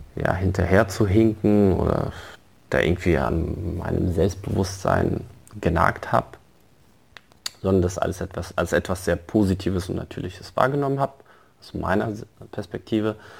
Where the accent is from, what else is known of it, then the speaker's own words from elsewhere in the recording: Frankfurt, Hesse, Germany; also born or lived in Morocco; ich komme aus Frankfurt, wurde auch dementsprechend ähm, in Frankfurt eingeschult